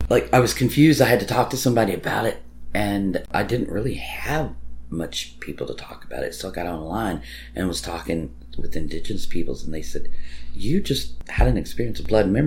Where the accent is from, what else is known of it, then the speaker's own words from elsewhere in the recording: Ireland; I am Irish, so I do have a line of Celtic traditions